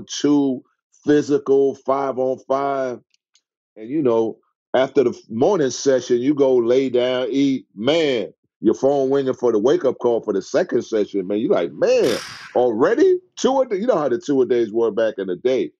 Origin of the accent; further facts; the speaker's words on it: New York, United States; moved away as an adult; I was a kid from New York, right? Never really traveled